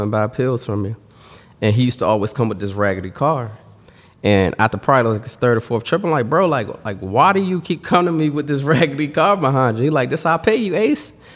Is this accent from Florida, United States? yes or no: no; Washington, District of Columbia, United States; I'm from Washington, D C